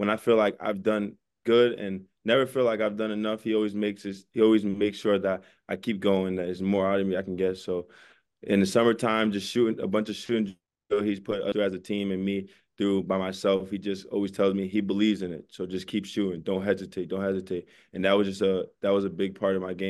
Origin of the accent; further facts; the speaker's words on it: New York City, New York, United States; I'm from New York